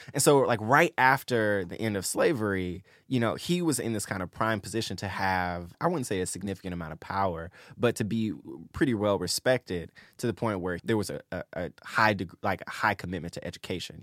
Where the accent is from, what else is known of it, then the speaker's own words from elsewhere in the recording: Memphis, Tennessee, United States; I'm from Memphis